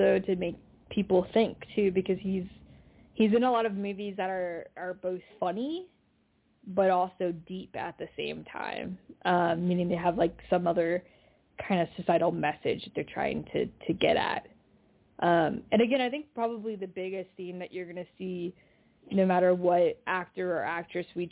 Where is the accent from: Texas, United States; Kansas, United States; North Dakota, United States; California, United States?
California, United States; Marin County; I'm a Marin County girl